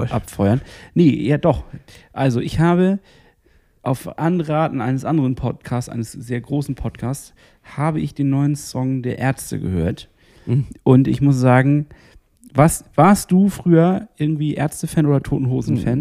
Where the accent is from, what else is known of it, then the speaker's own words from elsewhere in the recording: Northern Germany, Germany; als Norddeutscher